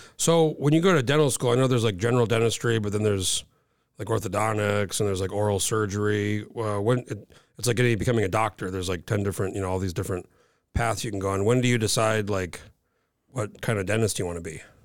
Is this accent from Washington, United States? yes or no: no; New Mexico, United States; moved away as an adult; now in Alaska, United States; I grew up in New Mexico.